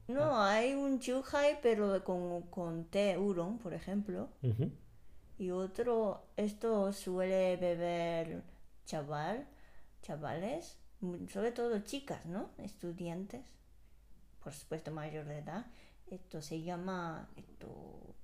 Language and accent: Spanish; Japan; moved away; salí de Japón